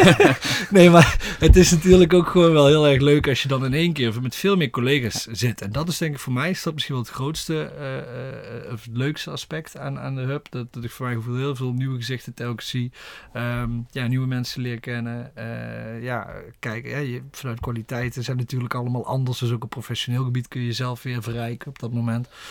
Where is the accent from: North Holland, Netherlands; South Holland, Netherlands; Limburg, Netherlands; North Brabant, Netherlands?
Limburg, Netherlands; a village near Horst, North; kom oorspronkelijk uit Zwolle bij Horst in de buurt